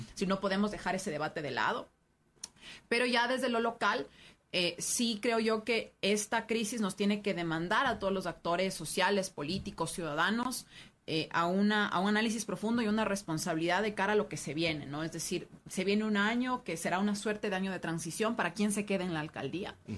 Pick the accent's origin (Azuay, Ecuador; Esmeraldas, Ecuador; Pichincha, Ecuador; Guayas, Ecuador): Pichincha, Ecuador; Quito; como quiteños